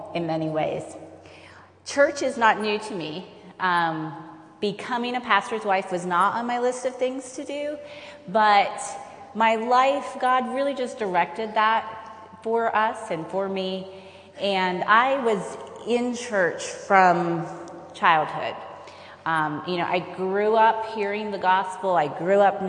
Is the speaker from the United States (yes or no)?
yes; Roanoke, Virginia, United States; I am from Roanoke, Virginia